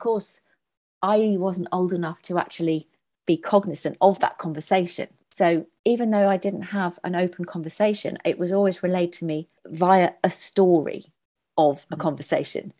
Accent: Birmingham, West Midlands, United Kingdom; also born or lived in Northampton; I was born in Northampton and brought up in the Midlands in Harborne in Birmingham.

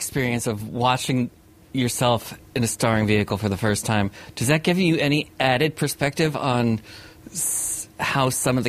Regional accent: New England, United States; moved away as an adult; also born or lived in Idaho; although we grew up in New England, immediately after college, we both went far, far away.

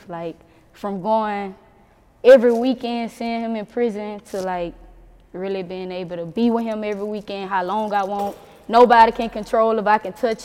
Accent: Baton Rouge, Louisiana, United States; I'm from Baton Rouge

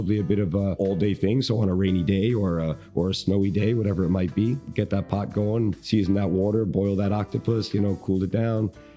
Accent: New York City, New York, United States; growing up in New York

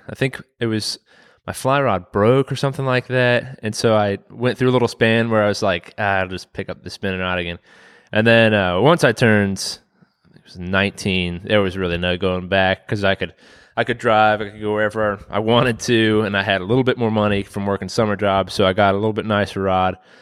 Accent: Waynesboro, Virginia, United States; I grew up in Waynesboro

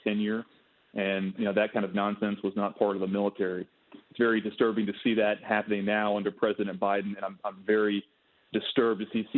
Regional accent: Arkansas, United States; I grew up in Arkansas, Brian, born and raised.

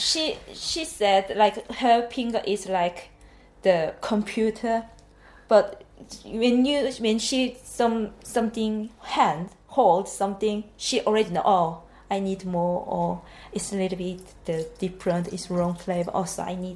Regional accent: Busan, South Korea; English is a second language; moved away as an adult; also born or lived in Japan; now in Norton, United Kingdom; I'm from Busan. It's like second biggest city.

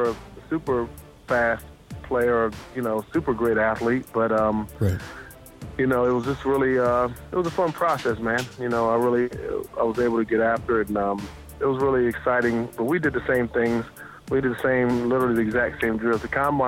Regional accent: Athens, Georgia, United States; I grew up in Athens, Georgia, and lived in Athens, you know, pretty much my whole life. I'm an Athenian

